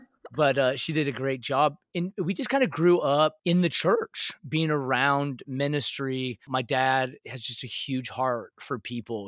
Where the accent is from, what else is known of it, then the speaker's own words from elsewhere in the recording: a little city outside of Seattle, Washington, United States; now in Dallas, United States; I grew up in a little city outside of Seattle, uh, Washington and uh, so grew up in the Northwest.